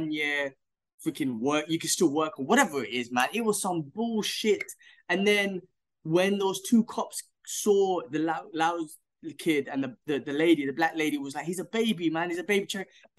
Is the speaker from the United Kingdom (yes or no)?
yes; United Kingdom; moved away; I'm British